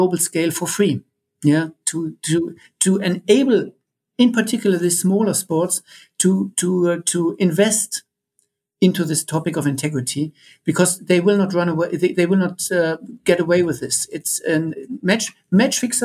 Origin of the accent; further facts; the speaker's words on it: Germany; I'm coming from Germany